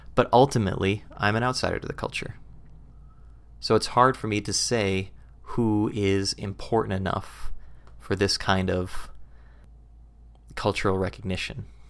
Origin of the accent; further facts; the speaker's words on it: United States; speaking as an American